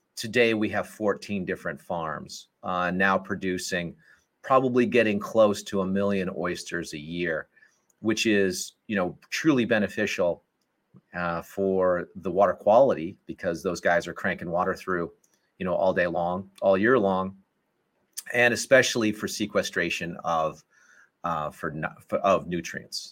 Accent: Colorado Springs, Colorado, United States; moved away as an adult; also born or lived in Wisconsin / New Haven, Connecticut; I grew up in Colorado Springs, Colorado

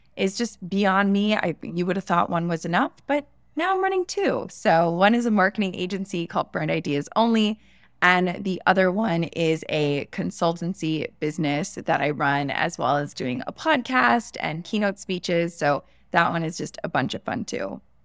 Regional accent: West Palm Beach, Florida, United States; I was born in West Palm Beach, Florida, in the United States

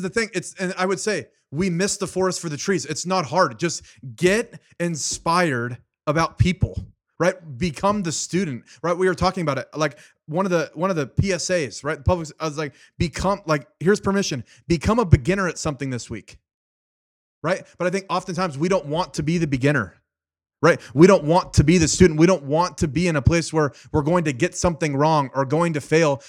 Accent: Fresno, California, United States; I was born and raised in Fresno, California

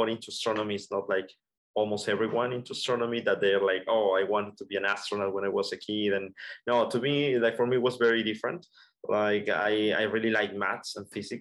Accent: Colombia; moved away; I'm originally from Colombia

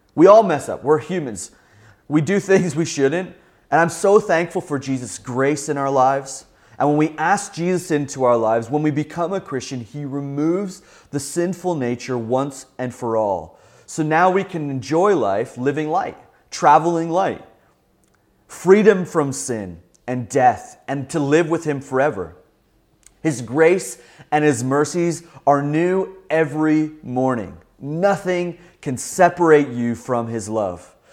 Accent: Southern Ontario, Canada; a young boy growing up in Southern Ontario

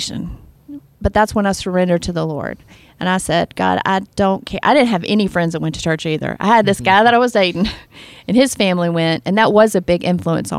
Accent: the South, United States; I was raised in the South

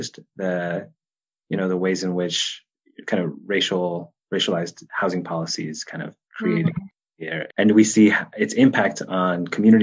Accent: Los Angeles, California, United States; moved away as an adult; now in Chicago, United States; growing up in Los Angeles

